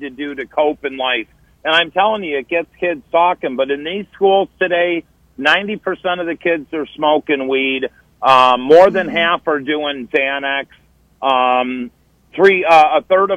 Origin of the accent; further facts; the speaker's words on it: Oswego, Illinois, United States; now in Naperville, United States; My hometown 20 minutes away, Oswego, Illinois